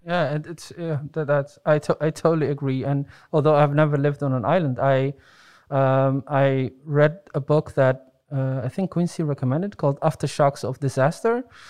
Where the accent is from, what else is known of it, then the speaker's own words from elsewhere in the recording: Netherlands; I grew up in the Netherlands